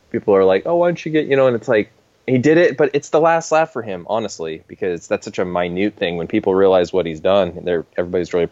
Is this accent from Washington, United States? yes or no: yes; Washington, United States; I just want to, you know, fit fit in with the folks around here. And I came from Eastern country version Washington.